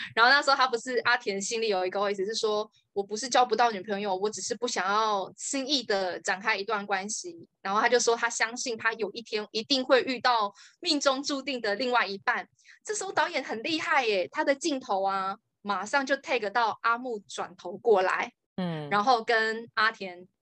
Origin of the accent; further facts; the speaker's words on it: Taiwan; 我们台湾人讲话比较不会字正腔圆